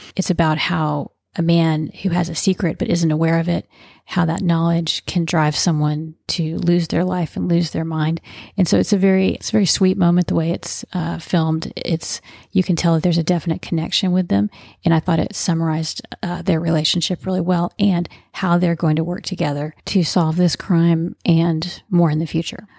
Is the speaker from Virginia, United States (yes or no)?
no; Texas, United States; I am a Texan, grew up in Texas